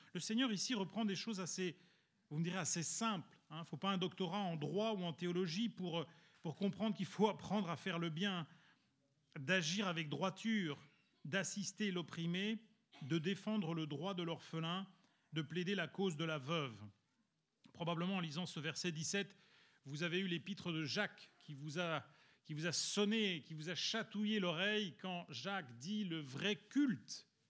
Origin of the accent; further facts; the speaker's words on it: Belgium; also born or lived in Italy; now in France; je suis italien, vous savez que j'ai grandi en Belgique où il fait quand même relativement froid